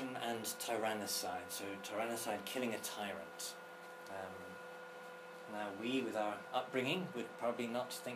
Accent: England, United Kingdom; us, as the English

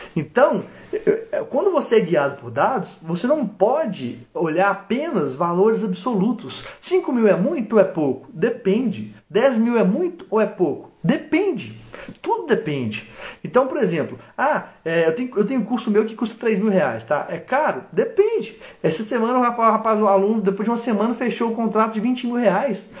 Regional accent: Minas Gerais, Brazil; accent: mineiro, embolado; sou mineiro, mineiro do interior e falo embolado

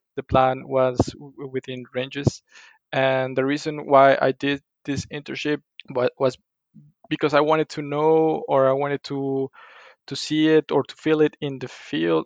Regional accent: Colima, Mexico; English is a second language; moved away as an adult; also born or lived in Monterrey, Mexico; now in Brussels, Belgium; I'm from a small town in, Colima, in Mexico called Colima and uh, after finishing my studies in, in Monterrey, I went back to my hometown

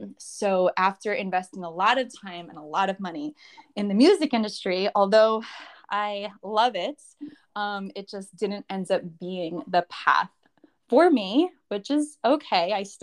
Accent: New York, United States; now in Florida, United States; I've only been here in Florida for a short while. I still have my place in New York, and I am still a New Yorker.

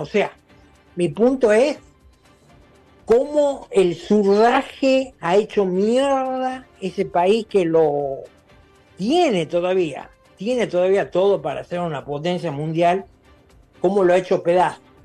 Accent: Argentina; moved away; mi país de origen, Argentina

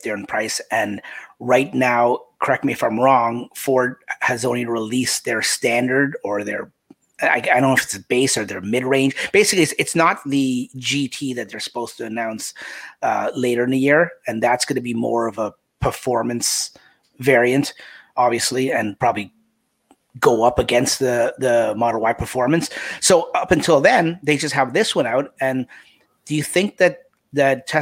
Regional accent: Canada; we're both Canadian

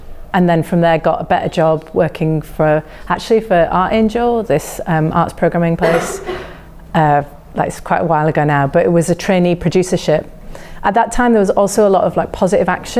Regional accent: Yorkshire and the Humber, United Kingdom; now in London, United Kingdom; I'm from West Yorkshire, very small town, not really an art scene at all, near Leeds

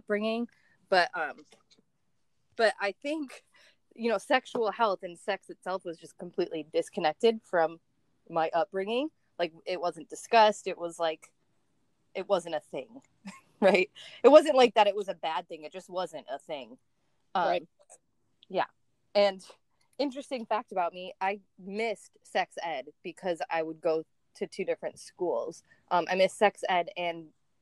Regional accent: Niagara Falls, New York, United States; also born or lived in Sanibel Island, Florida / San Diego, California; I'm from Niagara Falls, New York

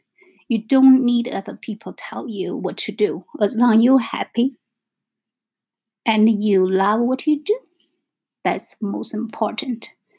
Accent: China; English is a second language; moved away as an adult; Because for me, like I said, I came from China in 1996. So totally we have different cultures.

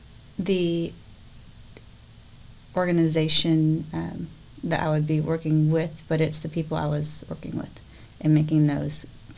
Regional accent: Willis, Texas, United States; also born or lived in College Station, Texas; I grew up in Willis, but at the time my father worked in College Station.

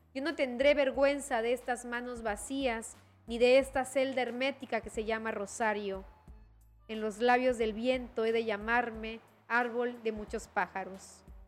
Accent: Chiapas, Mexico; como chiapanecas, chiapanecos, como mexicanas y mexicanos y como hablantes de la lengua española, tenemos

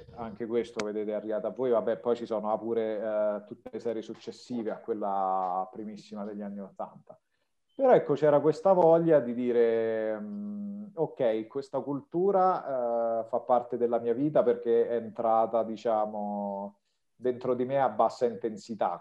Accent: province of Rome, Lazio, Italy; moved away as an adult; also born or lived in Russia; sono nato e cresciuto in provincia di Roma.

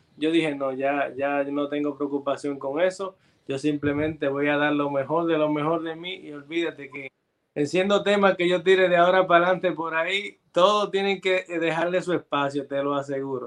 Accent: Santo Domingo, Dominican Republic; de República Dominicana. Eh, nacimos en República Dominicana

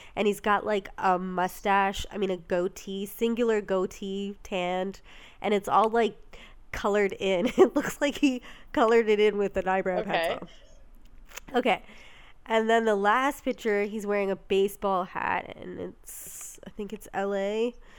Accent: Canada; we're from Canada

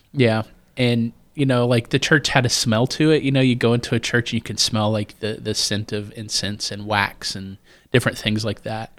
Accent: Bright, Indiana, United States; also born or lived in Cincinnati, Ohio; I grew up in, n-, near Bright, Indiana

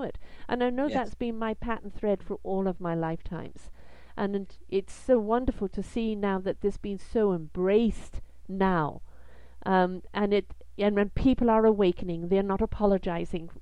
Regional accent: United Kingdom; I am British

